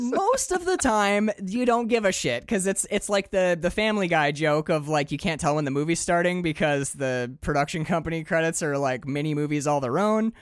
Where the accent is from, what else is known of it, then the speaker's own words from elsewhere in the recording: Upper Peninsula, Michigan, United States; moved away as an adult; also born or lived in Maine; I'm from the Upper Peninsula. And I can tell you right now that when I grew up, like these trucks, these are my uncle's truck